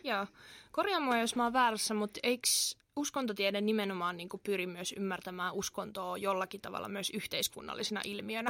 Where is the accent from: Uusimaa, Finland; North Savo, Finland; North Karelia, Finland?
Uusimaa, Finland; Kerava; moved away as an adult; now in Turku, Finland; mä oon itse Keravalta kotoisin